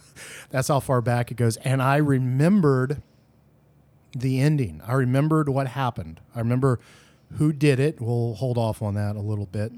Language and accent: English; the South, United States; We are from the South